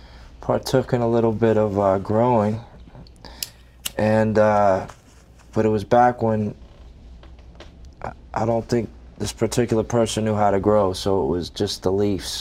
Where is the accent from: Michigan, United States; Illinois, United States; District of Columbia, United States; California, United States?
District of Columbia, United States; Washington; moved away; also born or lived in Deep South / New York; I was raised in Washington, D.C.